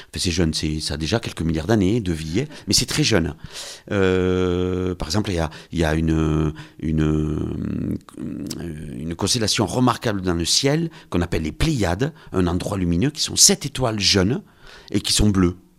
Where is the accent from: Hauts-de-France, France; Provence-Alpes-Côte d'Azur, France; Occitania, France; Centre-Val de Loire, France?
Occitania, France; Lourdes; je suis de Lourdes, donc on est un peu chauvin